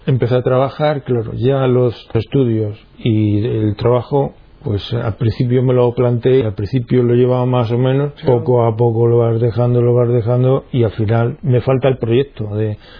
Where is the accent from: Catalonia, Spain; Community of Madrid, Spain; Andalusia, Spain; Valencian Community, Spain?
Andalusia, Spain; Minas de Riotinto; Nací en Minas de Rutinto, en Huelva, en una familia, digamos, cristiana, normal, de misa dominical